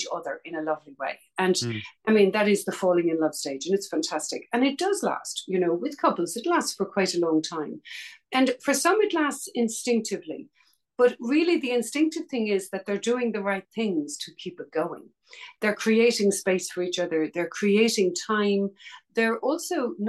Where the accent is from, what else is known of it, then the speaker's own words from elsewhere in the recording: Dublin, Leinster, Ireland; I grew up in Dublin, Ireland